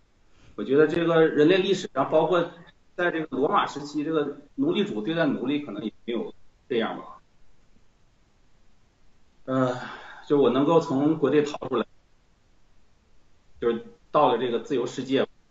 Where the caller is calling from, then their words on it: Barcelona, Catalonia, Spain; 我是来自西班牙巴塞